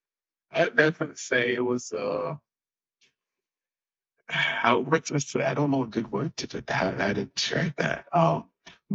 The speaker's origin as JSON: {"language": "English", "country": "Haiti", "tie": "born or raised there", "also_born_or_lived": "Texas", "moved": "as an adult", "lives_now": "United States", "said": "born in Haiti. I was born in Haiti, raised there for 20 years, and then in 2010, I moved here"}